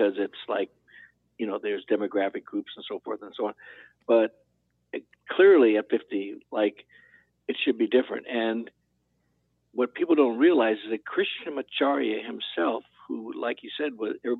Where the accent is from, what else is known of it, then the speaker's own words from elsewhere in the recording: California, United States; I was from California